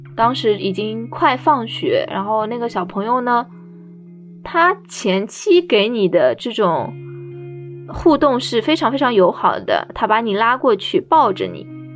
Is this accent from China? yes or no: yes; Shanghai, China; 二十七岁。我在上海担任一名特殊教育教师。我是土生土长的上海人